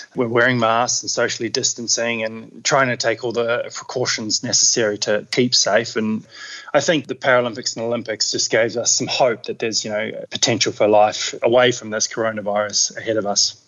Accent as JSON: {"language": "English", "town": "Queenstown", "region": "Otago", "country": "New Zealand", "tie": "born or raised there", "moved": "yes", "lives_now": "Australia", "said": "I grew up in New Zealand in Queenstown, so had um, pretty adventurous upbringing."}